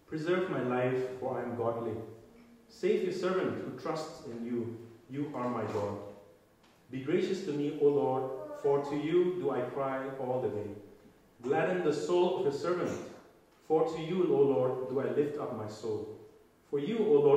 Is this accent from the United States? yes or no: no; India; moved away; I'm from India